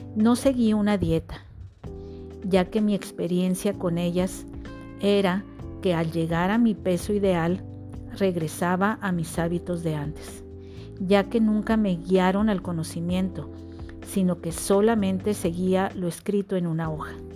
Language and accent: Spanish; Monterrey, Nuevo León, Mexico; Nací en Monterrey, donde he pasado la mayor parte de mis años.